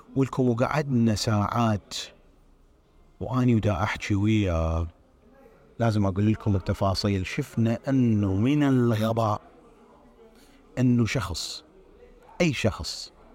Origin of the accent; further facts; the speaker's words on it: Iraq; moved away; النظام الدراسي عندنا بالعراق